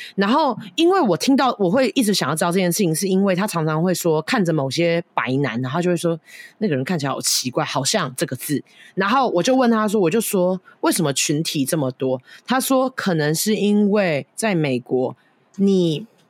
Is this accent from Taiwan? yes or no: yes; Taiwan; moved away; 我去年不是有那个返乡就回台湾吗